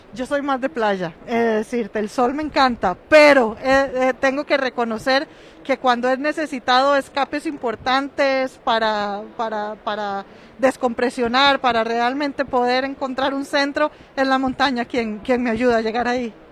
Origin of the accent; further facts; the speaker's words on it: Costa Rica; de ahí que somos ticos